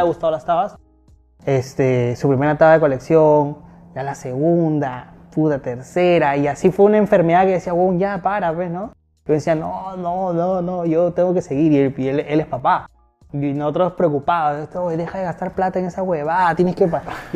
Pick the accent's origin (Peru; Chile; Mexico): Peru; Lima; moved away as an adult; now in Miami, United States; Yo no soy de la Victoria, yo soy de Cercado de ah. Lima